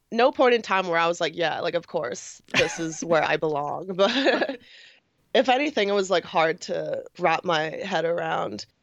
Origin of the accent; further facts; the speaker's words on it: New York, United States; born and raised in New York